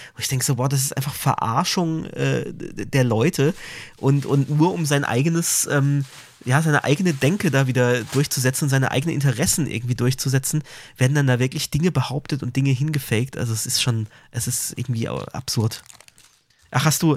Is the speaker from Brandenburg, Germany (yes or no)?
no; Karlsruhe, Baden-Württemberg, Germany; man als Karlsruher hier das ZKM, das Zentrum für, für Kunst und Medien, ähm, hier so nah hat